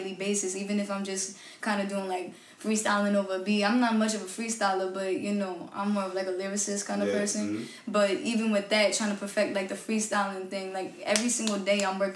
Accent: New York City, New York, United States; I'm from Park Slope, Brooklyn. So it's like, you know, that Brooklyn sound, you know, it stuck

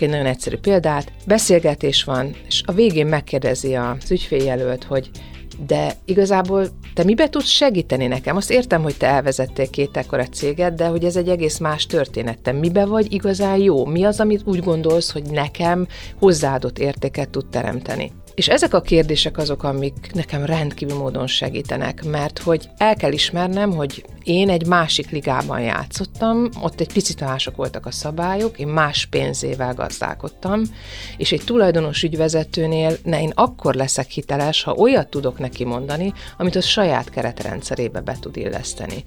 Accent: Szeged, Csongrád-Csanád, Hungary; Szegeden nőttem föl

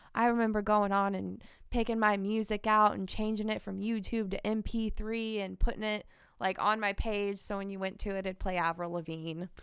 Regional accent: Kansas City, United States; born and raised in Kansas City.

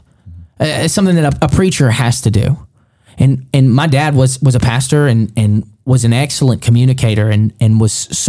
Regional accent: Alabama, United States; also born or lived in Cahokia, Illinois; I'm from Alabama.

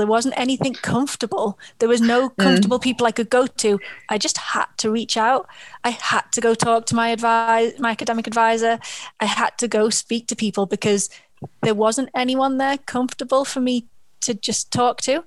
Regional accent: Liverpool, North West England, United Kingdom; I'm from Liverpool

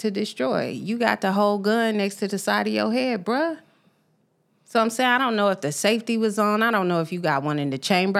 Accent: Tacoma, Washington, United States; moved away; also born or lived in Memphis, Tennessee; Growing up on the West Coast, shout out to the East Side of Tacoma

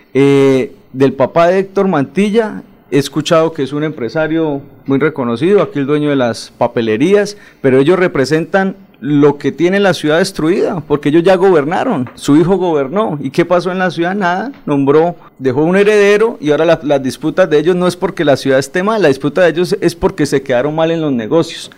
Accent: Floridablanca, Santander, Colombia; nacido en el hospital de Florida Blanca y criado en Molinos Bajos y Bucarica

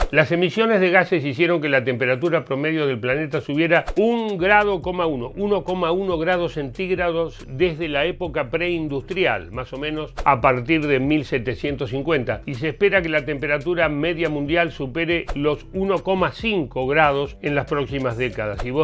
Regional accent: Argentina; me indignó que acá en mi país, en Argentina, nadie estaba hablando de esto, ni en mi escuela, ni en los medios de comunicación

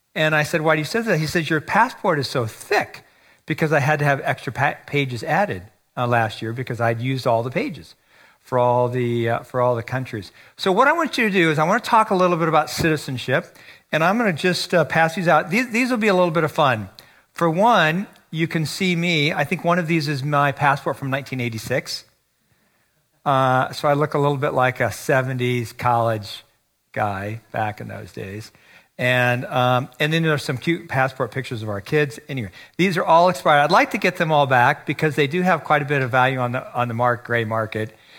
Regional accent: United States; moved away as an adult; also born or lived in China / Taiwan; I live here. I'm an American. I'm not a foreigner.

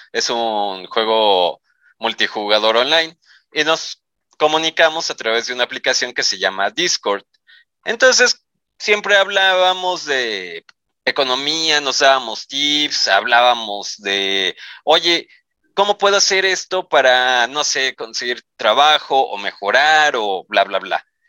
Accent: Mexico

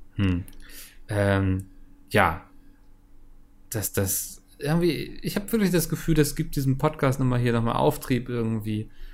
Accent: Northern Germany, Germany; als Norddeutscher

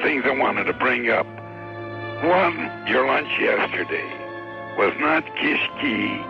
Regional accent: Toronto, Ontario, Canada; I'm from Toronto.

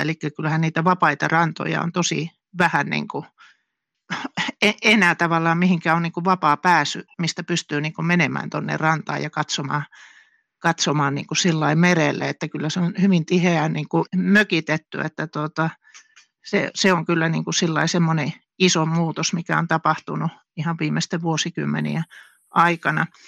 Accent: northern Finland, Finland; moved away as an adult; mä oon tuolta pohjoisesta kotoisin

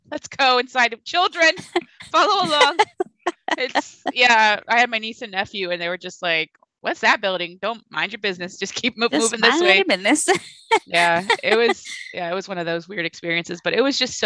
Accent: Mexico; moved away; I'm from Mexico, too

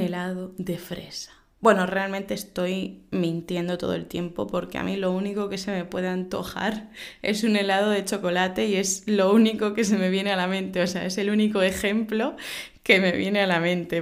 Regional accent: Spain

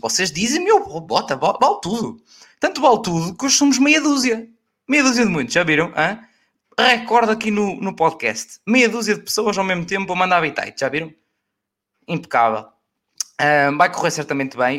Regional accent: Aveiro District, Portugal; perto da minha terra, que é Oliveira das Mães

